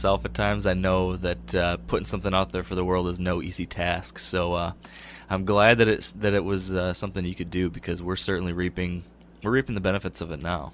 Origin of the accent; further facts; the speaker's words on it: Michigan, United States; I'm from Michigan. I'm used to how we have it here